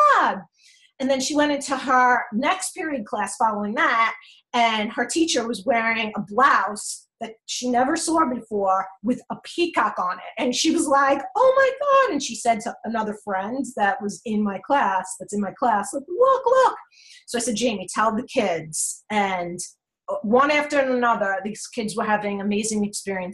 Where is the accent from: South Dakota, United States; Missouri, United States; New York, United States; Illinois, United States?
New York, United States; I'm from New York